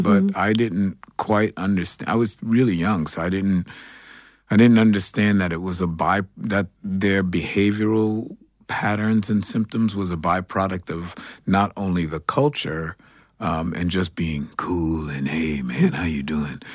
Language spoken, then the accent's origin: English; New York City, New York, United States; I grew up here in New York City. Um, I'm a Greenwich Village kid.